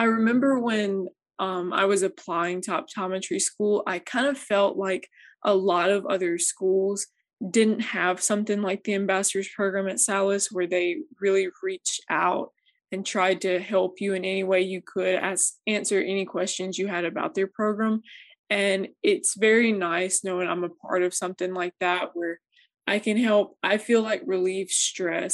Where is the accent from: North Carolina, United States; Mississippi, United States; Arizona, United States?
Mississippi, United States; Louisville; moved away; I'm originally from Louisville, Mississippi